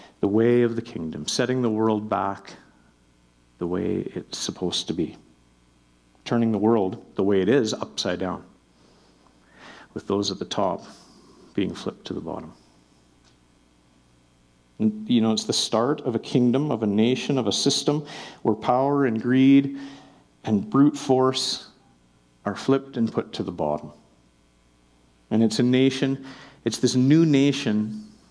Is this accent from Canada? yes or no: yes; Melfort, Saskatchewan, Canada; now in Calgary, Canada; I'm from Melfort, Saskatchewan